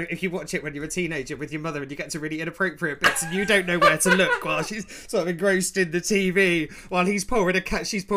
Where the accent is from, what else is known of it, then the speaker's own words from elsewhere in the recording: Cornwall, South West England, United Kingdom; I'm from Cornwall